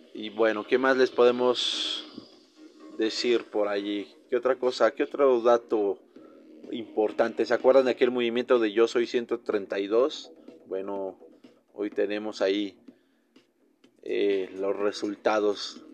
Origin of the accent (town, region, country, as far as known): Mexico